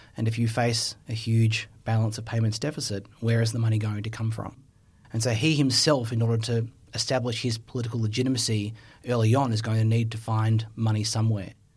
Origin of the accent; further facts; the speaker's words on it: Australia; I have a history with as an Australian